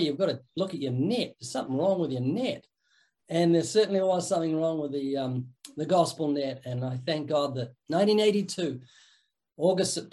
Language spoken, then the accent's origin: English; New Zealand; moved away as an adult; also born or lived in Christchurch, New Zealand; now in Southern California, United States; I'm from the South Island, which we call the mainland, kind of jokingly